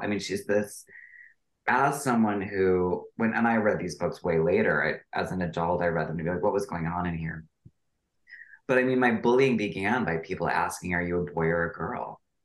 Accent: Wisconsin River, United States; I grew up on the Wisconsin River

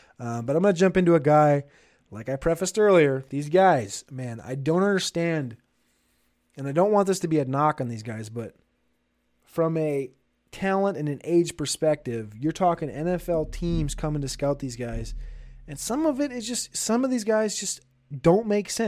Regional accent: Minnesota, United States; And growing up in Minnesota, I went to school at the University of North Dakota, not North Dakota State.

